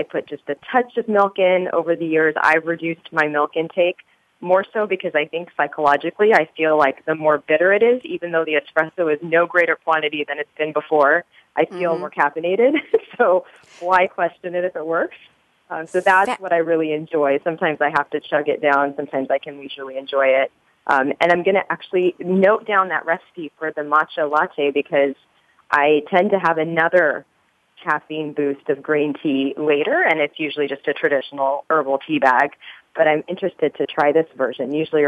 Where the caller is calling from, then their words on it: Dublin, California, United States; I'm calling from California, our East Bay office out here in Dublin.